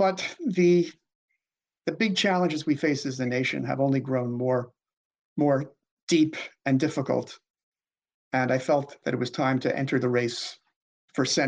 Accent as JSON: {"language": "English", "town": "New York City", "region": "New York", "country": "United States", "tie": "born or raised there", "said": "I grew up in Queens, New York City, and then a suburb of the New York metro area"}